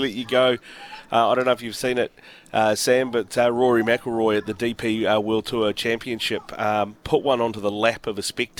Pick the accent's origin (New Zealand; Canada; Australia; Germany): New Zealand; being a Kiwi, being from this part of the world